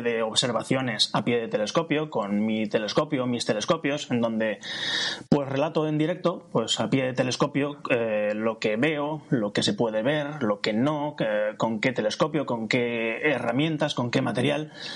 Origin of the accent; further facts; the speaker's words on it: Valencia, Valencian Community, Spain; soy de Valencia